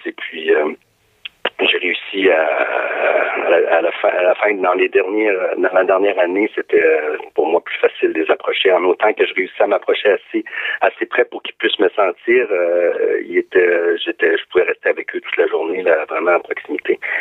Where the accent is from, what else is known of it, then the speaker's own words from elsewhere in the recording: Gaspésie, Quebec, Canada; je suis gaspésien